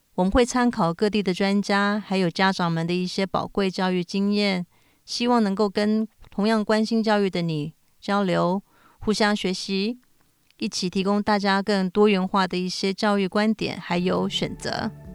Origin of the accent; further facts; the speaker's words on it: Taiwan; also born or lived in United States; now in Tokyo, Japan; 我从小在台湾、美国长大，后来搬到日本。我现在住在日本东京